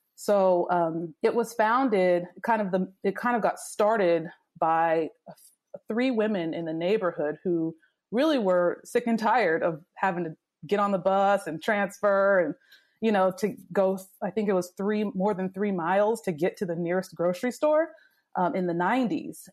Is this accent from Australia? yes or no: no; Virginia, United States; moved away as an adult; also born or lived in Washington, D.C.; I grew up in Virginia, a small town in Virginia